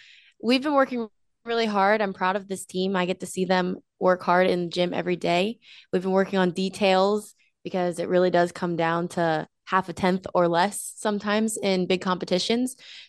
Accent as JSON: {"language": "English", "town": "York", "region": "Pennsylvania", "country": "United States", "tie": "born or raised there", "said": "Yes, honestly, I was gone more than I was there, or when I was there, I was at the gym. So I didn't honestly get around York that much, but it was good."}